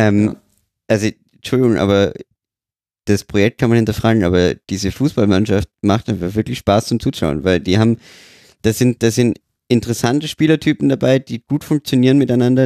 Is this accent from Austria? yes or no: yes; Austria; als Österreicher.